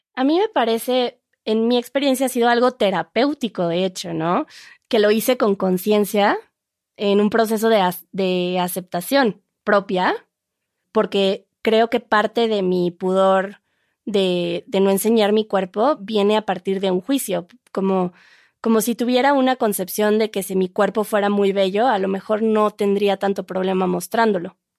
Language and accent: Spanish; Mexico; aquí utilizamos encuerados que según sé, en España utilizan en cueros, que sí. sería más o menos lo mismo, pero nosotros decimos encuerado